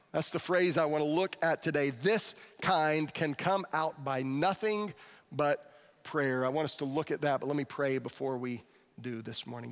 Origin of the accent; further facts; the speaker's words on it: Florida, United States; the kid from Florida